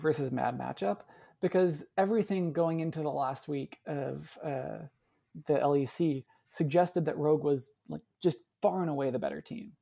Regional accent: Canada; as a Canadian

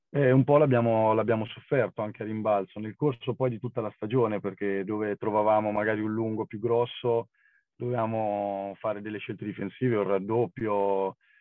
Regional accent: Senigallia, Marche, Italy; siamo di Senigallia

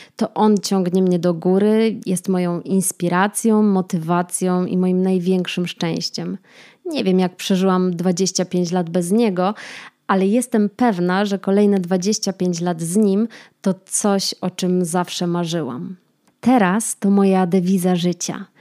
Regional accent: Kraków, Lesser Poland, Poland; moved away as an adult; also born or lived in Łódź; now in Warsaw, Poland; Mieszkam w Warszawie, pochodzę z Krakowa, a studiowałam w Łodzi

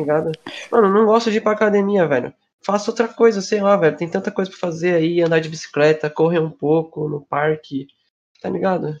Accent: Brazil; como brasileiro

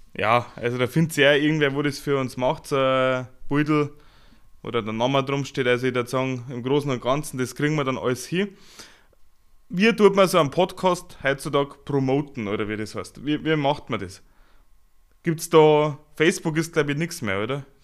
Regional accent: Upper Bavaria, Germany; ein netter Kerl aus Oberbayern

